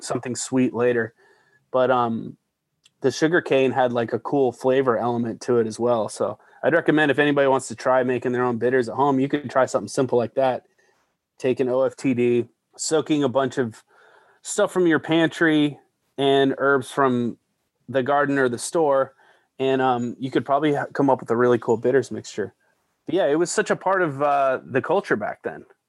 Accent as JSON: {"language": "English", "town": "Denver", "region": "Colorado", "country": "United States", "tie": "born or raised there", "moved": "yes", "said": "Tattered Cover Bookstore in Denver, Colorado. Just a thrill to be back there. My hometown and my hometown bookstore."}